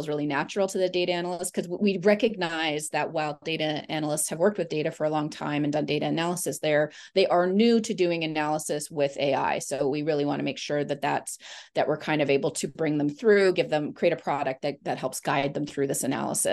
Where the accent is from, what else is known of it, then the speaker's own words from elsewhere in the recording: Vancouver, British Columbia, Canada; I was born and raised in Vancouver, Canada